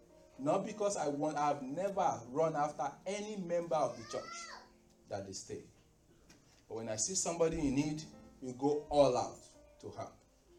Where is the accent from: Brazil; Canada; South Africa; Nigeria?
Nigeria; moved away; Only the clothing that I came with from Nigeria is all we have to give them.